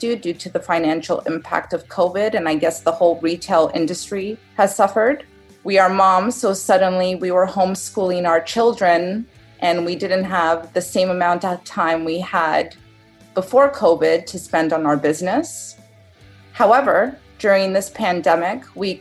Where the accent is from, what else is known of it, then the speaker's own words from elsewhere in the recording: Toronto, Ontario, Canada; I'm from Toronto, Canada